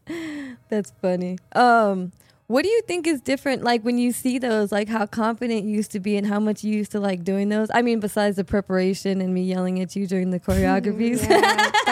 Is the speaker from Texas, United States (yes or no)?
yes; Texas, United States; moved away; we're from Texas